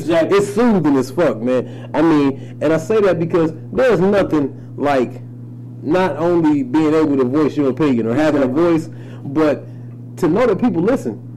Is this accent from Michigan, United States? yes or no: yes; Highland Park, Michigan, United States; also born or lived in Detroit; I'm from Detroit, man. Um, raised in Highland Park, but hell, that is Detroit for real